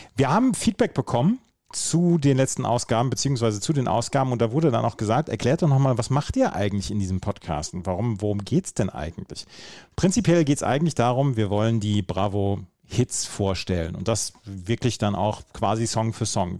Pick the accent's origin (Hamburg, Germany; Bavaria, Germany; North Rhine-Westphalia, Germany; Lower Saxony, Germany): North Rhine-Westphalia, Germany; Bad Oeynhausen